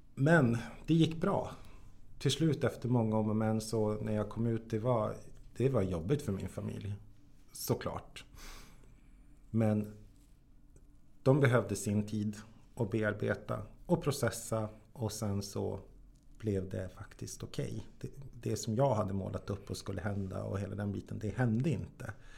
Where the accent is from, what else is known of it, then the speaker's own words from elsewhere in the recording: Jokkmokk, Norrbotten County, Sweden; jag är född och uppväxt i Jokkmokk.